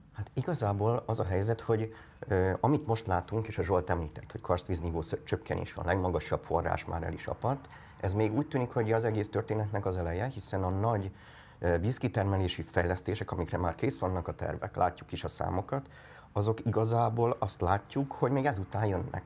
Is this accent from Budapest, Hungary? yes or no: no; Tata, Komárom-Esztergom, Hungary